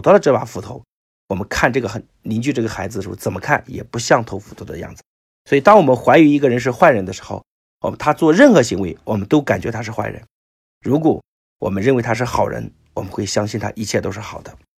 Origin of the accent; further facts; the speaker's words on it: China; 我们中国人